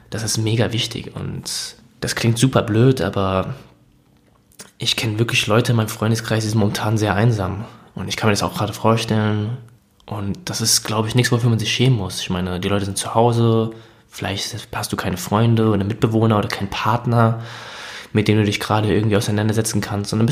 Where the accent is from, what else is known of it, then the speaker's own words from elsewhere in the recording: Hesse, Germany; ich komme aus Hessen